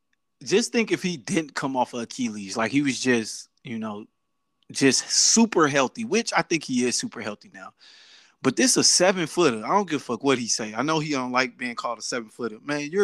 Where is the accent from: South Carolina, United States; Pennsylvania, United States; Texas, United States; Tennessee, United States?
Texas, United States; Dallas; now in Kankakee, United States; I'm from Dallas.